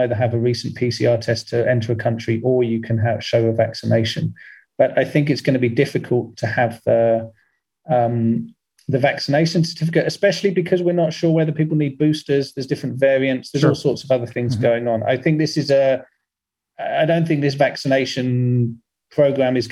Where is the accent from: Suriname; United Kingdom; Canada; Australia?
United Kingdom; As a British person